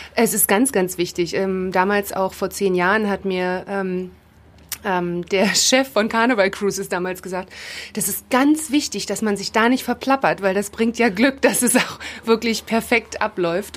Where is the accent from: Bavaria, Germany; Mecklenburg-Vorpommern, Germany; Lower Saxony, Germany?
Mecklenburg-Vorpommern, Germany; Rostock; now in Potsdam, Germany; Ich bin in Rostock geboren, aber leben tue ich da nicht mehr. Ich wohne in Potsdam